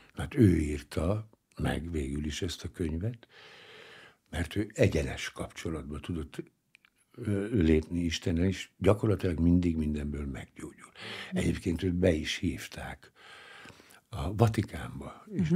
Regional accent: Hungary; Nem véletlenül szü- születtem ebben az életemben magyarnak. Hát hmm. ide születtem, ez a hazám, és ezt a nyelvet kell beszélnem

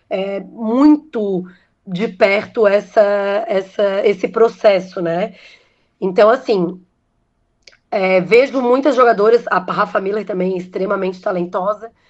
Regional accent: Brazil; Como brasileiro, a gente acaba torcendo para isso, né?

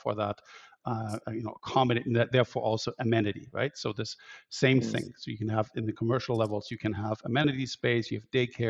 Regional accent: Germany; moved away as an adult; also born or lived in Barcelona / Berlin; now in Vancouver, Canada; I'm an architect, and I was I grew up in Germany

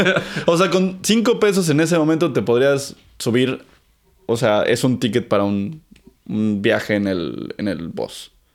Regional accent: Mexico City, Mexico; Crecí en el Olivar del Conde, que es muy cerquita de Miscuac.

